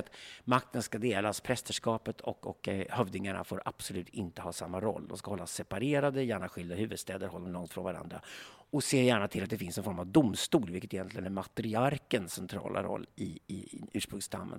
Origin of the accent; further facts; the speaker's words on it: Sweden; vi svenskar